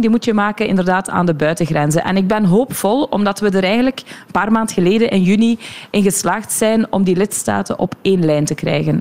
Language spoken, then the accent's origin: Dutch; Sint-Gillis-Waas, Flanders, Belgium; We zitten hier nu in De Klingen, dat is mijn geboortedorp. Mijn ouders wonen hier nog